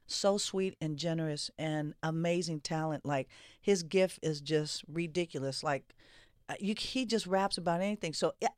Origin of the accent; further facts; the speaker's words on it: Oakland, California, United States; I was born and raised in the Bay in Oakland, California.